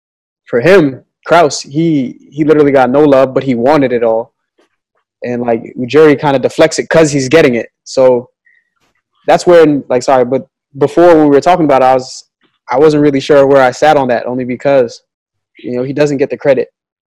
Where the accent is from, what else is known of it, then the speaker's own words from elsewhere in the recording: Toronto, Ontario, Canada; I'm from Toronto, so I'm a Raptors fan.